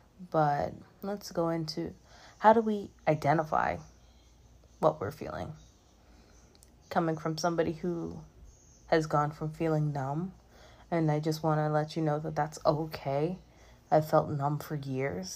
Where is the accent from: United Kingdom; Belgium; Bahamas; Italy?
Bahamas; moved away as an adult; now in Orlando, United States; growing up in the Bahamas in particular, where mental health isn't really talked about